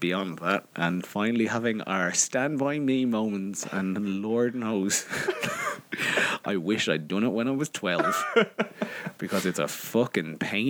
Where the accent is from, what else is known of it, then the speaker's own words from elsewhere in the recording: Ireland; Andy forgets that I'm Irish